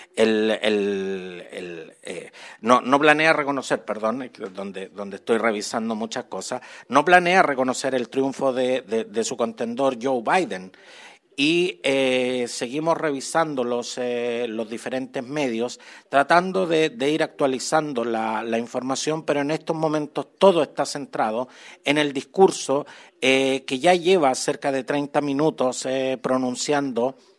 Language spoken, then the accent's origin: Spanish; Chile; nuestro querido Chile